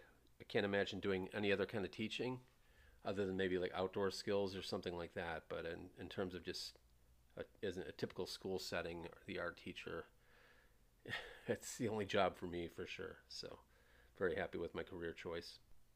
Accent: Buffalo, New York, United States; moved away as an adult; also born or lived in Grand Rapids, Michigan / Iowa; now in Miami, United States; We, around 71, I think, we moved to Buffalo, New York, where I grew up from 6 years old till I later moved away in the late 90s to Iowa. Lived there for 4 years.

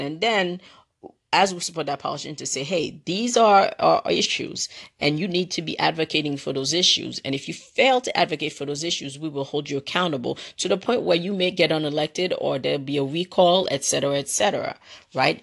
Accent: New York City, New York, United States; the Brooklynite, Brooklynite in me growing up in Brooklyn, New York

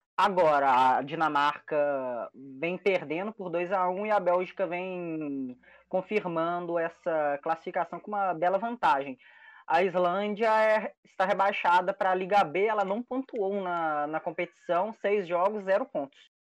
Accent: Brazil; nós brasileiros

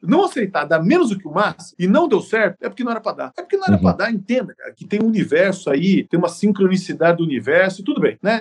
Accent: Sorocaba, São Paulo, Brazil; como sou de Sorocaba

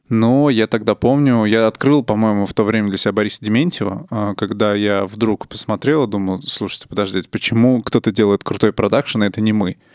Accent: Nizhny Novgorod, Nizhny Novgorod Oblast, Russia; я из Нижнего.

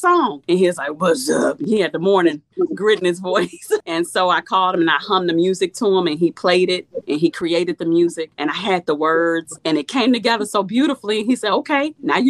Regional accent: Chicago, Illinois, United States; now in Ohio, United States; I was born and raised in Chicago. I live in Ohio

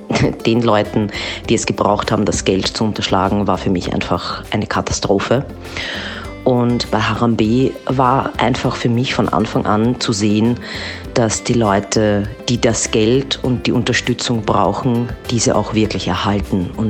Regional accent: Austria; Ich komme aus Österreich

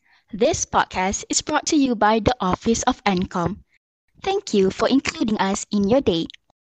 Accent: Selangor, Malaysia; This year, I'm turning 21 years old and I was born and raised in Selangor.

